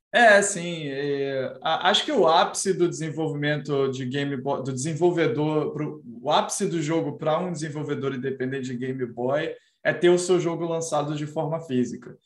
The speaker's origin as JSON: {"language": "Portuguese", "country": "Brazil", "said": "no Brasil a gente não tinha dinheiro para tá, comprar o Super Nintendo nos anos 90"}